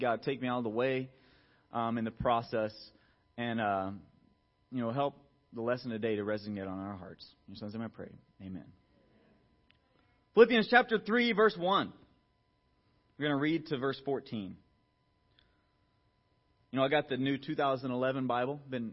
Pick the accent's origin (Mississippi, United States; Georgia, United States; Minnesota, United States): Georgia, United States; Atlanta; I grew up in Atlanta, Georgia